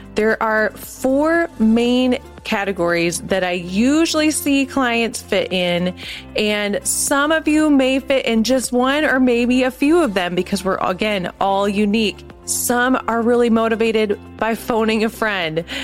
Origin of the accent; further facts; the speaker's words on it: Minneapolis, Minnesota, United States; We're from Minneapolis.